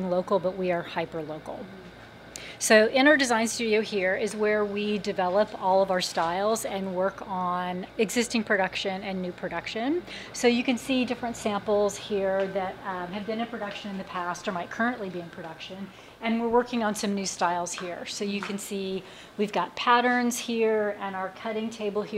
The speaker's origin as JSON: {"language": "English", "town": "Los Angeles", "region": "California", "country": "United States", "tie": "born or raised there", "said": "Since it was in my hometown, I wanted to create a brand that reflected the ethos of Los Angeles"}